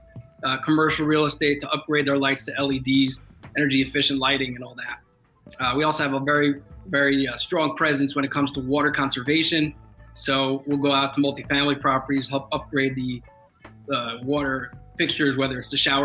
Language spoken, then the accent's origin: English; Marlboro, New Jersey, United States; I'm born and raised in New Jersey, Jersey Shore boy. Grew up in a small town in Monmouth County called Marlboro, New Jersey